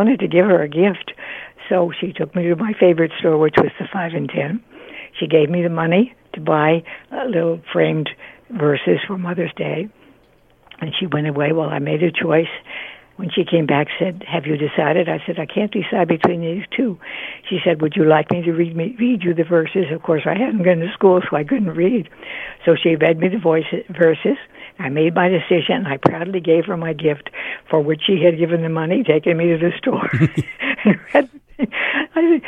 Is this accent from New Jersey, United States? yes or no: yes; New Jersey, United States; also born or lived in Delaware / Tennessee; up we went to New Jersey, and I was safely brought into this world.